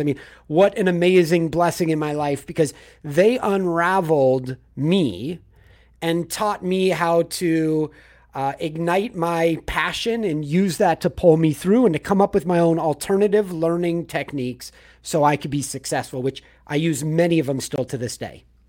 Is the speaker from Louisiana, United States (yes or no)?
no; Manhattan Beach, California, United States; also born or lived in Los Angeles; I grew up in Manhattan Beach, so south of L